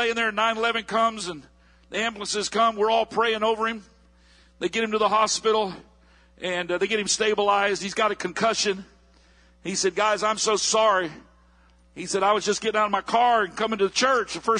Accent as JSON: {"language": "English", "town": "Palm Bay", "region": "Florida", "country": "United States", "said": "here I am from Palm Bay, Florida"}